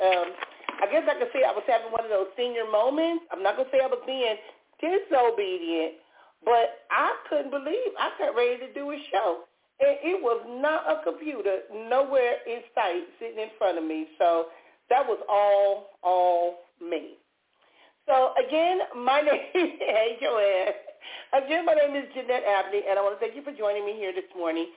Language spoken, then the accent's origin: English; Compton, California, United States; when I was younger growing up in Compton, we either went to church or we went to the liquor store